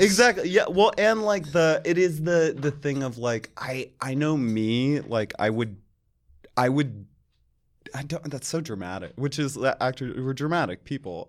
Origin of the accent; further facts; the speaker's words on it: Charlotte, North Carolina, United States; moved away as an adult; now in New York, United States; I grew up in Charlotte, North Carolina